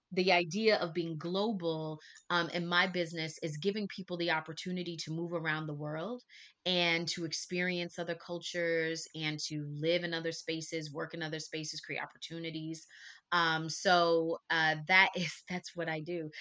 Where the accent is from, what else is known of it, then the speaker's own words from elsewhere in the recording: Texas, United States; now in Mexico; I'm also a Texan